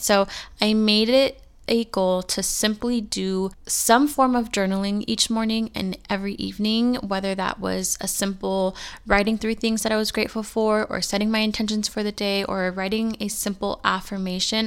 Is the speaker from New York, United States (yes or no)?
no; California, United States; moved away as an adult; now in Arizona, United States; I'm born and raised in California, and I just moved to Arizona about a year ago